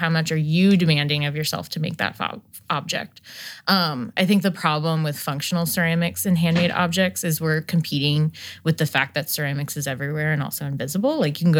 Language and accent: English; New Jersey, United States; I used to just say I was from New Jersey because I didn't feel like, when like I was in upstate New York, I'd be like, oh, I'm just from New Jersey, the whole state.